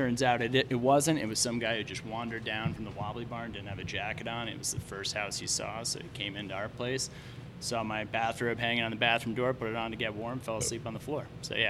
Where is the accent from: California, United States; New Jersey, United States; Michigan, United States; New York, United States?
New York, United States; Rye; moved away as an adult; also born or lived in Vermont; I'm from Rye, New York.